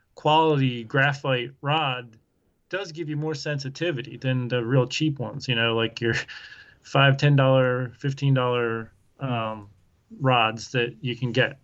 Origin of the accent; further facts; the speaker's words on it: Southeast Pennsylvania, United States; moved away as an adult; now in Iowa, United States; I grew up in Southeast Pennsylvania